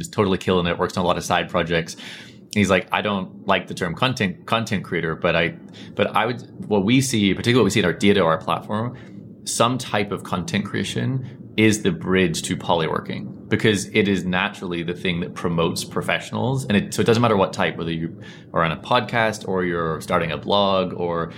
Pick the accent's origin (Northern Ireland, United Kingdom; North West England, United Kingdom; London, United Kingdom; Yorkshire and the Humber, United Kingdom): Northern Ireland, United Kingdom; accent: Northern Irish; my Northern Irish accent